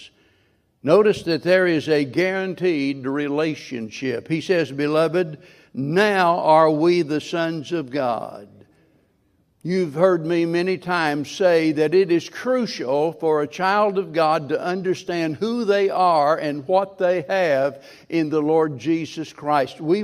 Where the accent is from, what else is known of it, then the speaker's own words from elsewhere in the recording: Springfield, Missouri, United States; being born and raised in Springfield